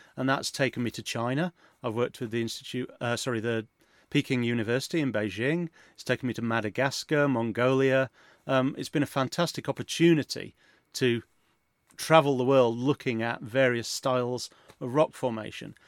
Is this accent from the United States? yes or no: no; Yorkshire and the Humber, United Kingdom; I grew up in Yorkshire